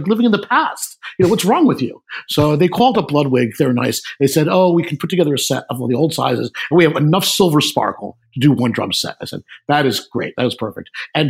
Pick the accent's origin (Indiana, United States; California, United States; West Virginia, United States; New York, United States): New York, United States; New York City; I grew up in New York City.